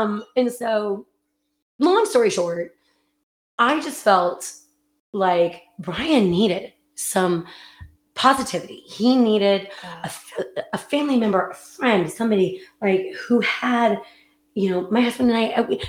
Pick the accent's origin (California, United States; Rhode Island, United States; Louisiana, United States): California, United States; And we had them come down, of course, to the wineries. I'm from California.